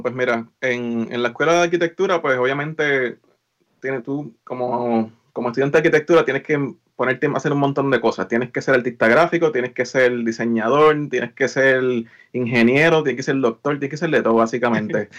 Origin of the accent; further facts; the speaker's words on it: Lares, Puerto Rico; moved away as an adult; also born or lived in San Juan, Puerto Rico; now in Maryland, United States; yo soy natural de Lares, eh, estudié en Lares, en la, en la high